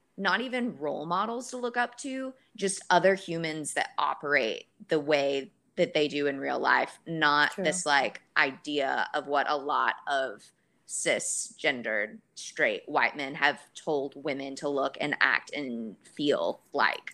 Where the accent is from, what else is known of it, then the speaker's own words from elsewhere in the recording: Dallas, Texas, United States; moved away as an adult; also born or lived in Los Angeles; I moved from Los Angeles back home to Dallas